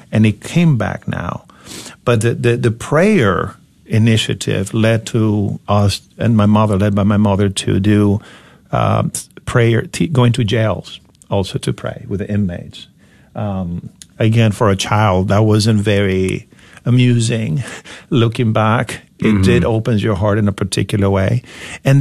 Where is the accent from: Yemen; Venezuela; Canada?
Venezuela; moved away as an adult; now in United States; I grew up in Venezuela at a time where everything seemed possible